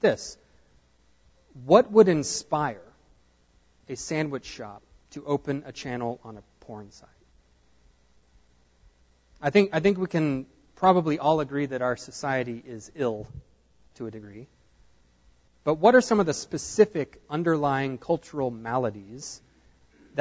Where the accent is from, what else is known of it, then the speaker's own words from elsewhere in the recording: Nacogdoches, Texas, United States; now in Houston, United States; I grew up here in Nacogdoches